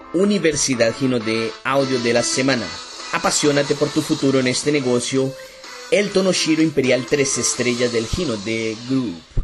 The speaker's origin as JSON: {"language": "Spanish", "town": "Campo Grande", "region": "Mato Grosso do Sul", "country": "Brazil", "said": "Yo soy de Campo Grande, Mato Grosso do Sul"}